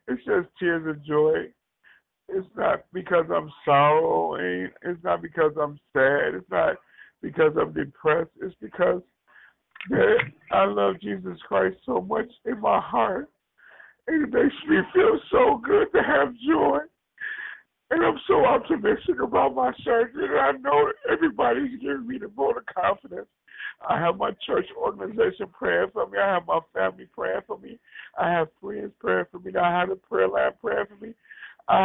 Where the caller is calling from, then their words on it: Wisconsin, United States; I'm calling from Bearable, Wisconsin, around Wisconsin, Dells, Wisconsin.